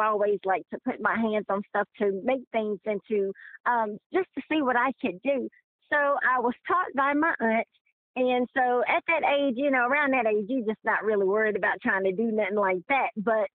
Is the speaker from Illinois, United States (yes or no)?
no; Greensboro, North Carolina, United States; Born and raised in Greensboro, North Carolina